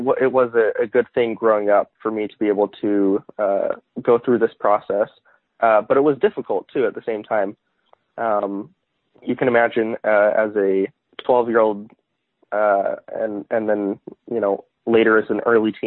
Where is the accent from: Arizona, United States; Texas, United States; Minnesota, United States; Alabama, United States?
Arizona, United States; also born or lived in Utah; I was born in Utah, but moved to Arizona when I was around one